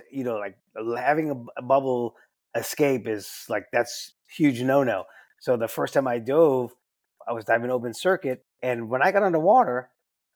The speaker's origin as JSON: {"language": "English", "town": "New Orleans", "region": "Louisiana", "country": "United States", "tie": "born or raised there", "moved": "as an adult", "said": "I was born and raised in New Orleans and joined the Navy back in 1982."}